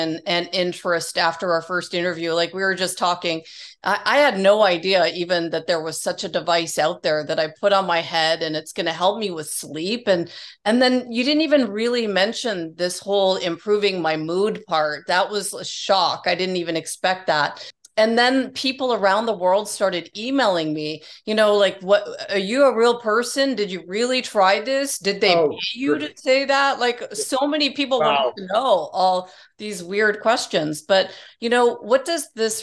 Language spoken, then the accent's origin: English; Toronto, Ontario, Canada; some of the people were from my hometown in Toronto. And then you connect. I'm like, oh, I'm from there. I grew up there.